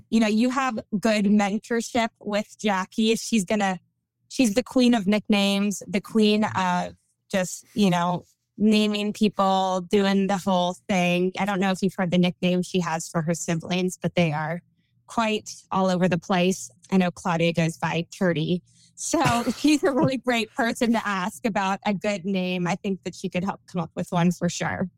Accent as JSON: {"language": "English", "region": "California", "country": "United States", "tie": "born or raised there", "also_born_or_lived": "Memphis / the South", "accent": "Valley Girl", "moved": "as an adult", "said": "I'm from California, born and raised."}